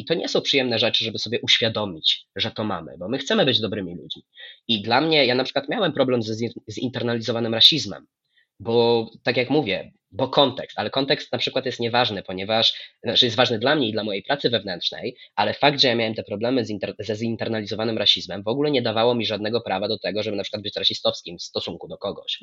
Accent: Lublin Voivodeship, Poland; byłem u siebie, na Lubelszczyźnie

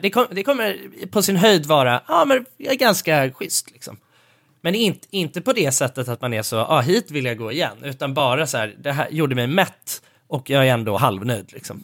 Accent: Sweden; jag är svensk

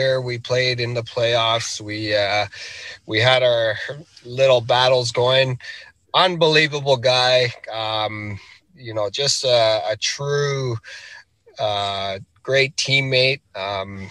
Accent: Rankin Inlet, Nunavut, Canada; I'm from Rankin Inlet, Nunavut, which is located right along the Hudson Bay.

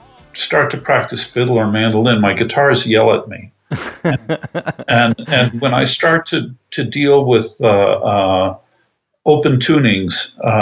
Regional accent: Tarrytown, New York, United States; I was raised in Tarrytown, New York, which is Westchester County, suburbs.

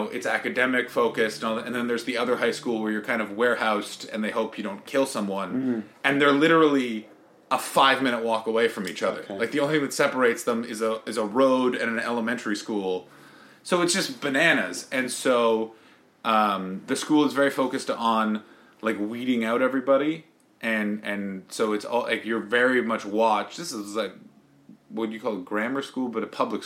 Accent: Ottawa, Ontario, Canada; moved away as an adult; also born or lived in Montreal; now in United Kingdom; I grew up in Ottawa

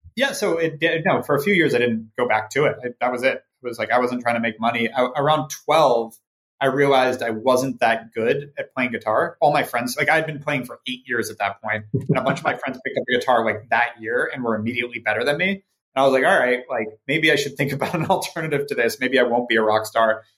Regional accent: Ojai, California, United States; born or raised there; also born or lived in Santa Monica; now in Los Angeles, United States

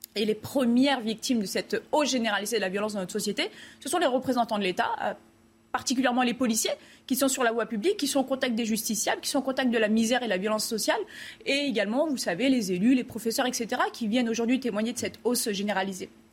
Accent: France; en tant que Français

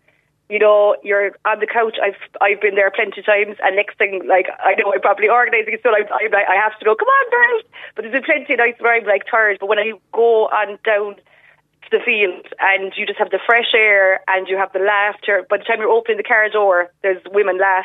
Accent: East Cork, Munster, Ireland; moved away as an adult; now in West Cork, Ireland; when I moved down to West Cork, first I'm from East Cork. I moved down in 2011

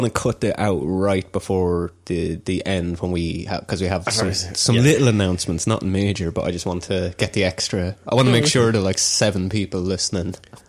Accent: Offaly, Ireland; I'm from Offaly, which wouldn't be too far from Leitrim.

